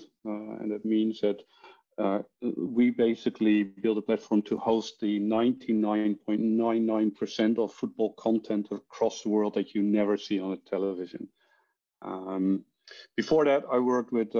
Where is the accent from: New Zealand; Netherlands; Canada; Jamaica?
Netherlands; accent: Dutch; English is a second language; moved away as an adult; also born or lived in Ireland / London; I'm actually from Holland, born and raised.